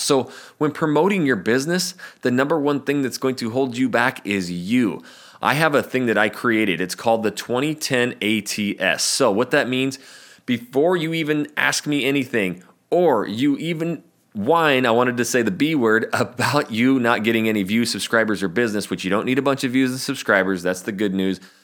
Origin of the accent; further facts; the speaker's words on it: North Idaho, United States; moved away as an adult; also born or lived in Portland, Oregon; I'm from North Idaho